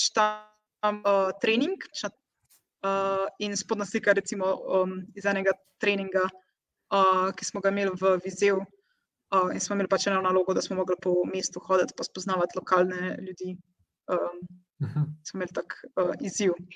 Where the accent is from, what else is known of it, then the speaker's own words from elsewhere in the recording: Slovenia; moved away as an adult; now in Portugal; sem jaz prva in edina slovenka